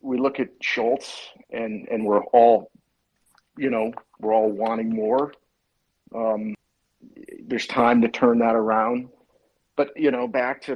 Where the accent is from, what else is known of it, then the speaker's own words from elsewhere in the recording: United States; I'm from the States